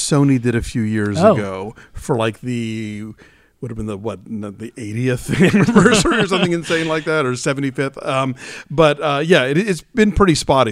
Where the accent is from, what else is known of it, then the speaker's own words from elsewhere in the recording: Georgia, United States; I grew up in Georgia